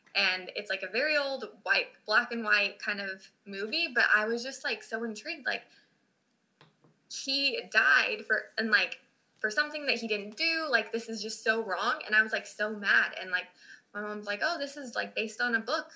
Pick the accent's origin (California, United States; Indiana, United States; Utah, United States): Utah, United States; moved away as an adult; now in Cincinnati, United States; I grew up in Utah